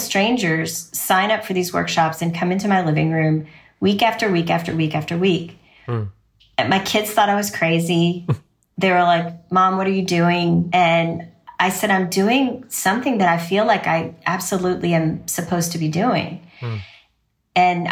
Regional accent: Louisville, Kentucky, United States; I am from Louisville, Kentucky

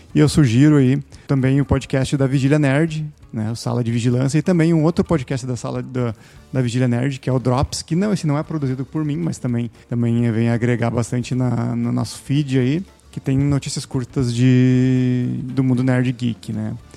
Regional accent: Taquara, Rio Grande do Sul, Brazil; now in Sapiranga, Brazil; Eu nasci na cidade de Taquara, no Rio Grande do Sul, e resido na cidade de Sapiranga

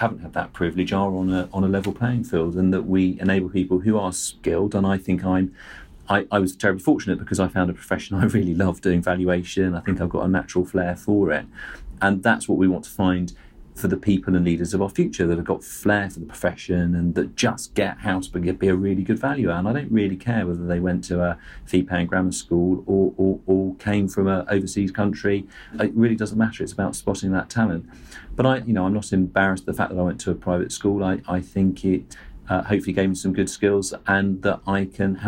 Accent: Surrey, South East England, United Kingdom; I'm a white male. I grew up in Surrey

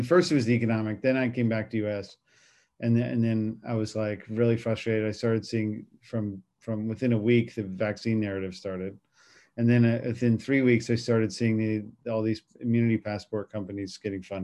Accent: Washington, District of Columbia, United States; I'm from Washington, D.C.

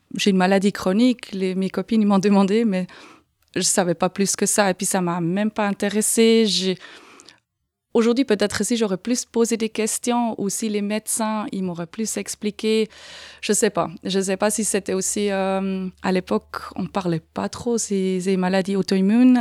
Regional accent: Aargau, Switzerland; moved away as an adult; also born or lived in Canton of Fribourg; now in Fribourg, Switzerland; Je suis d'origine de l'Argovie, comme on peut peut-être entendre un petit peu avec mon accent.

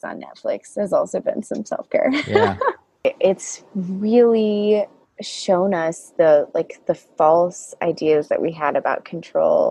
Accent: the South, United States; I grew up in the South

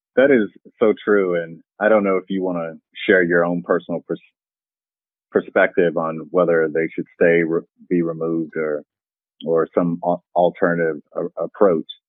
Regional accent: Kentucky, United States; I was studying Rosenwald schools in my home state of Kentucky.

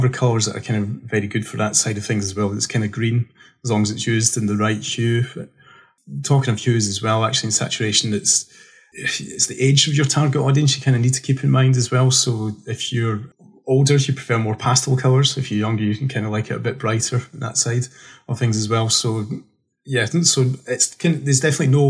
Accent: Scotland, United Kingdom; I'm a July baby in Scotland, so it's always rains in my birthday

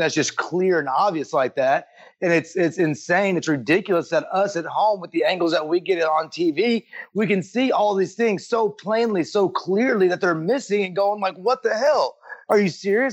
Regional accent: Texas, United States; I grew up in Texas

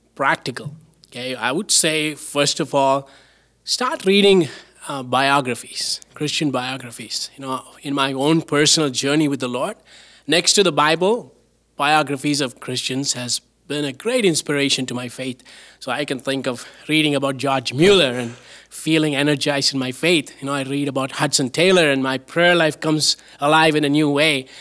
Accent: southern India, India; now in Canada; I grew up in India

